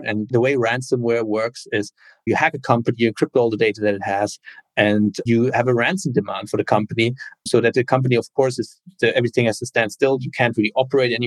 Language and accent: English; Cologne, North Rhine-Westphalia, Germany; moved away as an adult; also born or lived in Berlin, Germany / Bologna, Italy / Washington, D.C., United States / Bay Area, United States; originally born and raised in Germany, in Cologne